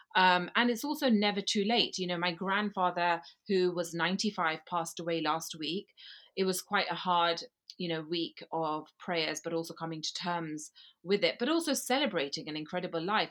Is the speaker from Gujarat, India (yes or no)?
yes; Gujarat, India; now in London, United Kingdom; Gujarati, which is where I come from, Gujarat region of India